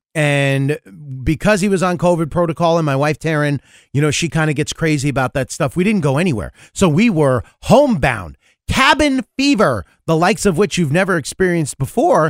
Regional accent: New York, United States; moved away; also born or lived in Kansas; I grew up in New York

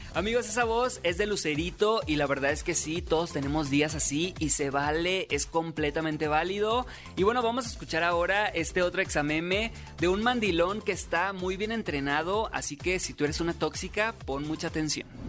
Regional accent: Sinaloa, Mexico; soy locutor sinaloense

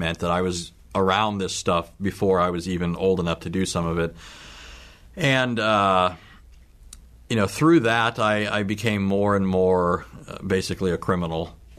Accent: Southern California, United States; I was born in Southern California. I came from a line of Sicilians, and so I have a family with a rich history of Sicilian culture and so forth.

